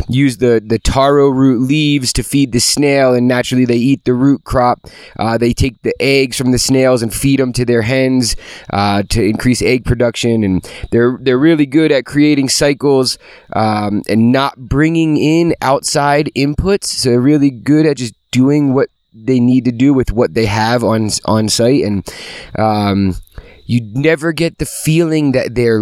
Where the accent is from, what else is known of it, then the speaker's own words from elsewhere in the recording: New Jersey, United States; moved away; growing up in New Jersey, kind of near the coast, these flat sandy soils